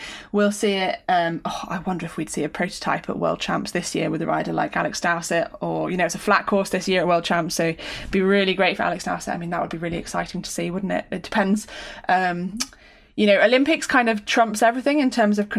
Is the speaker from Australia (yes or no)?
no; United Kingdom; as a Brit